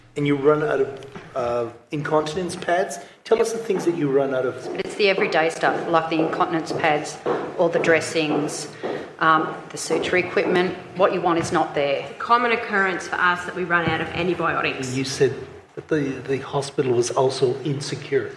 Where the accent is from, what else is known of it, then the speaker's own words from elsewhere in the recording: Wollongong, New South Wales, Australia; where I am from Wollongong